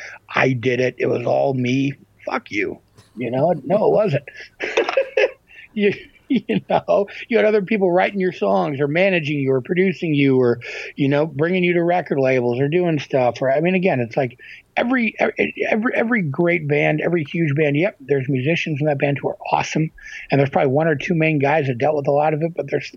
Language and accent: English; Midwest, United States; I mean, look, I'm from the Midwest, and I've worked in, you know, again, my whole life, I'm from a small town where everybody likes to talk shit.